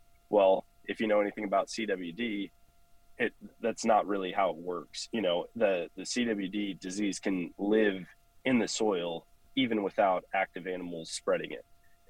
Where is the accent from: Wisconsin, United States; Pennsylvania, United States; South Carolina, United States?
Wisconsin, United States; Eau Claire; So I grew up in Eau Claire, Wisconsin, which for people who don't know, it's about an hour east of Minneapolis, Minnesota, halfway up the state in Wisconsin.